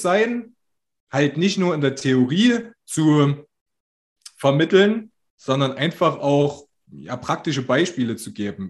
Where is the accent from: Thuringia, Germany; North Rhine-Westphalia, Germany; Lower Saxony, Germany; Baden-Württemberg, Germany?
Thuringia, Germany; Altenburg; in Altenburg, wo ich herkomme